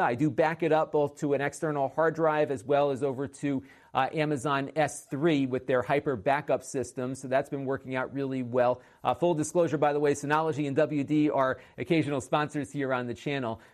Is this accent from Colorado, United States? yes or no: no; Connecticut, United States; Connecticut, my home state